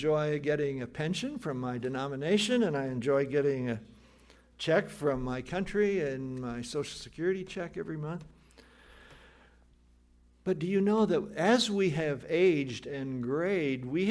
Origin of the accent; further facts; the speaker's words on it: Mahaska and Marion County, Iowa, United States; moved away; so different from Mahaska and Marion County in Iowa 50 years ago, 75 years ago